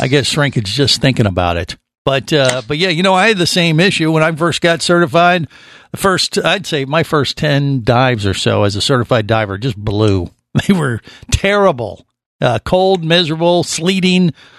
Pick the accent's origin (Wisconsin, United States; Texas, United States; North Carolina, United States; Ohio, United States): Ohio, United States; Cincinnati; I grew up in Cincinnati